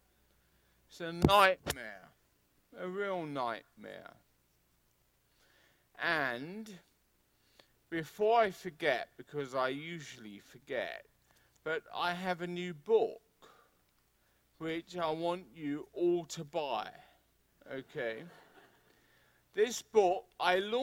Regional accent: England, United Kingdom; being English, it means I'm from a cold and wet country.

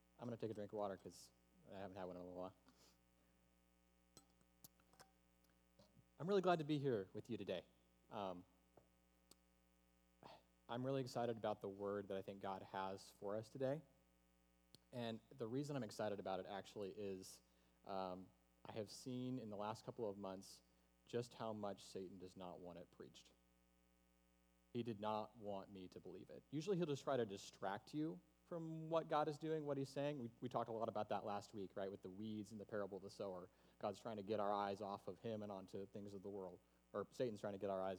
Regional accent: the South, United States; I'm from the South. And home and tradition and hospitality are all really big values there

